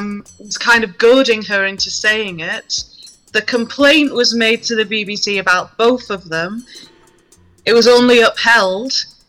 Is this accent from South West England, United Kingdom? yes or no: no; Yorkshire and the Humber, United Kingdom; I'm mixed race. I'm Nigerian and also from Yorkshire.